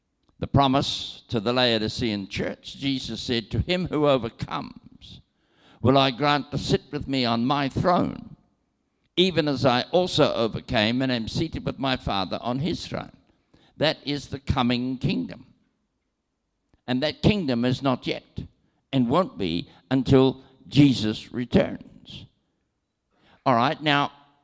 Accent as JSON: {"language": "English", "country": "New Zealand", "tie": "born or raised there", "said": "I am from New Zealand, and I was born there, and naturally, I have citizenship in New Zealand and travel on a New Zealand passport"}